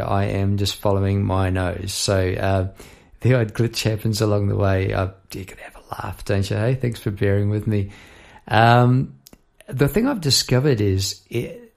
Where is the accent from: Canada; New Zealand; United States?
New Zealand; Palmerston North, Manawatū-Whanganui; now in Melbourne, Australia; I am from New Zealand, from Palmerston North New Zealand